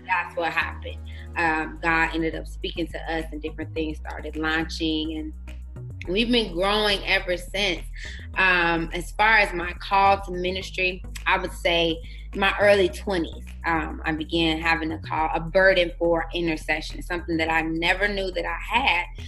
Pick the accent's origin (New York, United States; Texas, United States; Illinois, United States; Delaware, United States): Illinois, United States; Chicago; moved away as an adult; now in Arizona, United States; I'm originally from Chicago, Illinois we uh, relocated to Arizona six years ago